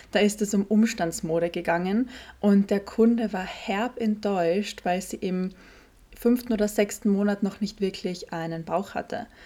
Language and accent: German; Carinthia, Austria; Witzigerweise hat es sogar hier am Wörthersee stattgefunden, in Kärnten, wo ich her bin, born and raised.